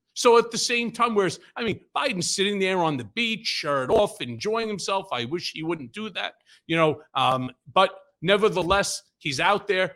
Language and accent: English; New York, United States; I'm a New Yorker